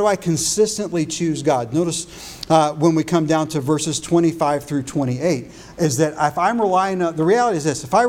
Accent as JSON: {"language": "English", "country": "United States", "tie": "born or raised there", "said": "I was born in the United States and I'm an American"}